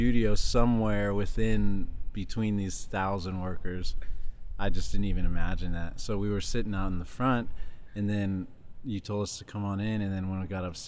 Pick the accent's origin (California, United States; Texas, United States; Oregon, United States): California, United States; Riverside; moved away as an adult; now in Los Angeles, United States; I grew up in Riverside, California, which is about an hour, 20 minutes east